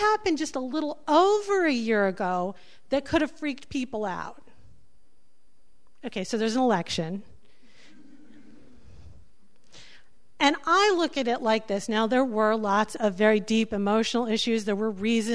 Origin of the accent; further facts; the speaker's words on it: New York City, New York, United States; I'm from New York City